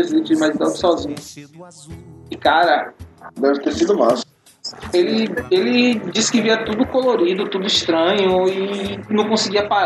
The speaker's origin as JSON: {"language": "Portuguese", "town": "Paripiranga", "region": "Bahia", "country": "Brazil", "lives_now": "Salvador, Brazil", "said": "Eu vim de Paripiranga pra contar. É, vim de Paripiranga pra contar essa história."}